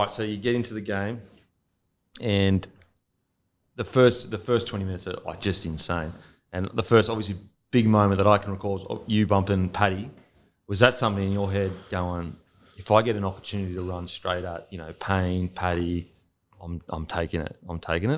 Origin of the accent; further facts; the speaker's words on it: Australia; moved away as an adult; also born or lived in New Zealand; as an Aussie